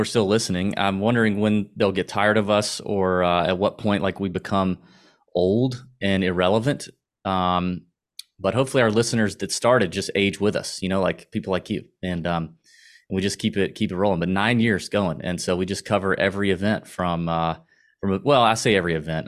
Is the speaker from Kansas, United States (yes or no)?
no; Augusta, Georgia, United States; accent: Southern; We both born and raised in Augusta, Georgia